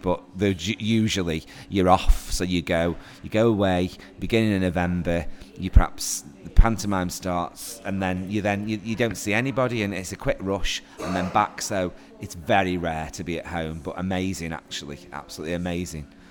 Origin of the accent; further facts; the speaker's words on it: Stoke-on-Trent, West Midlands, United Kingdom; I'm a local actor. Nice to be able to do a theatre production actually in my hometown